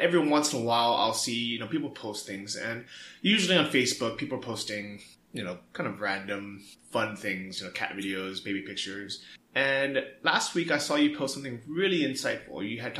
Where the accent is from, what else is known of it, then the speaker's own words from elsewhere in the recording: San Francisco, California, United States; now in Thailand; I'm from San Francisco, but I haven't been there.